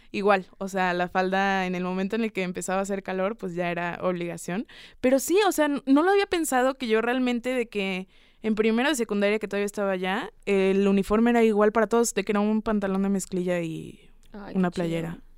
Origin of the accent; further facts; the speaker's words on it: Mexico City, Mexico; also born or lived in Toluca; de la Ciudad de México.